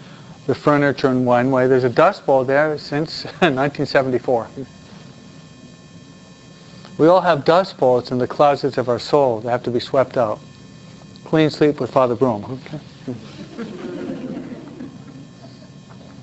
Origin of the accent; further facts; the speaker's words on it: New York, United States; I'm a New Yorker